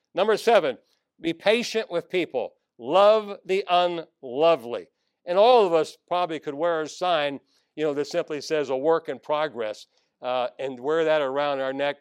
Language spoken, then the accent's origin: English; Northern Virginia, United States; I grew up in Northern Virginia, right outside of Washington, D.C., right across the river.